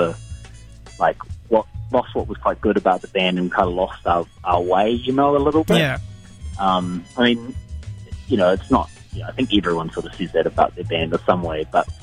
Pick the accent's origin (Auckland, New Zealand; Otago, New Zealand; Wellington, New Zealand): Otago, New Zealand; Dunedin; when I was growing up in Dunedin